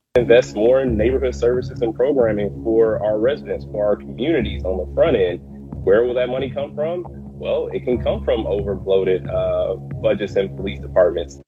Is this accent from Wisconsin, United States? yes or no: yes; Milwaukee, Wisconsin, United States; my hometown of Milwaukee